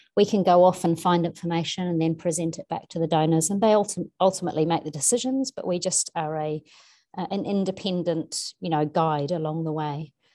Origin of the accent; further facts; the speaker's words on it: New Zealand; moved away; I grew up in New Zealand, but obviously spent so long away.